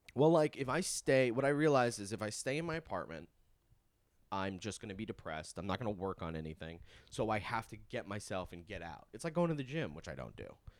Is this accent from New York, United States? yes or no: yes; Long Island, New York, United States; born or raised there